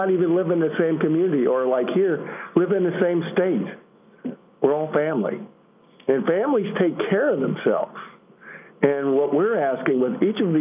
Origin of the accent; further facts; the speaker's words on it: Illinois, United States; I'm from Illinois